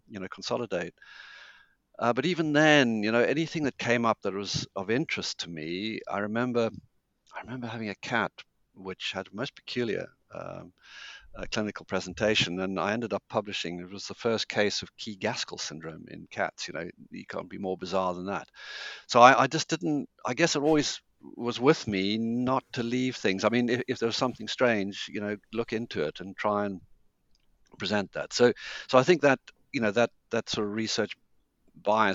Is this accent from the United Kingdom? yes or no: no; Zimbabwe; moved away; also born or lived in Cambridge; I was born in Zimbabwe and brought up there